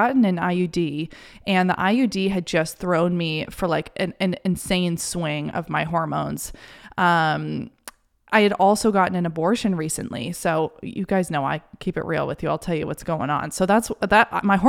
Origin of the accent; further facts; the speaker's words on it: New York City, New York, United States; now in Maine, United States; I had related so much of my identity and myself to the city and feeling validated by being a New Yorker. And all of a sudden, here I was in Maine